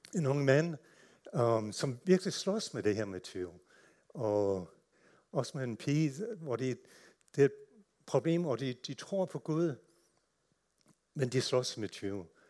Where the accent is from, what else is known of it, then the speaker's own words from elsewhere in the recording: United States; Danish is a second language; moved away as an adult; now in Denmark; er født og opvokset i USA